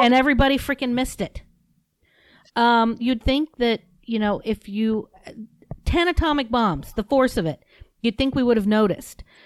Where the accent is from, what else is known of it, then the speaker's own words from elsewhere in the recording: United States; I'm an American